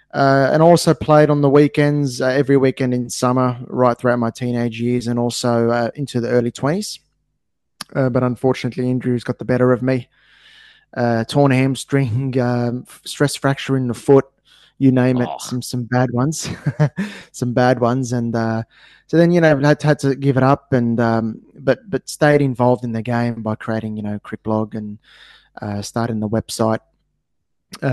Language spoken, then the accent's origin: English; Australia; as an Australian